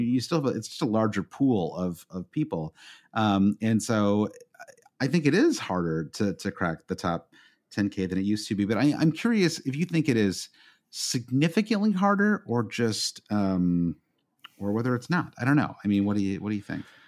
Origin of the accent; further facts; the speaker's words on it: United States; as an American